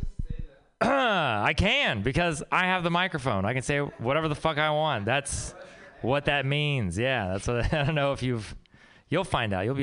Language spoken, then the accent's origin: English; Texas, United States; moved away; I'm from Texas